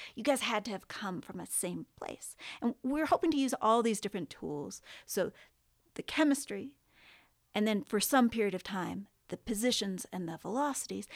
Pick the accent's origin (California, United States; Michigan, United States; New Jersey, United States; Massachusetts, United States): California, United States; Southern; I grew up in Southern California, right next to the beach